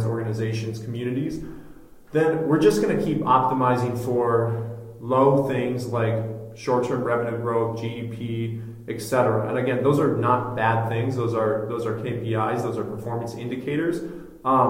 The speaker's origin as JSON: {"language": "English", "town": "Minneapolis", "region": "Minnesota", "country": "United States", "tie": "born or raised there", "said": "my community, my hometown of Minneapolis"}